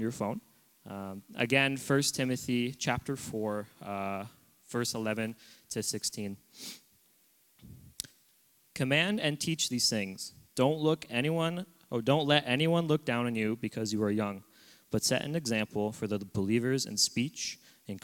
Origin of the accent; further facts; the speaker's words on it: Oshawa, Ontario, Canada; moved away as an adult; now in Abbotsford, Canada; I'm originally from Ontario. I was born in Oshawa, which is an hour east of Toronto. I've grown up in a loving home of a Christian family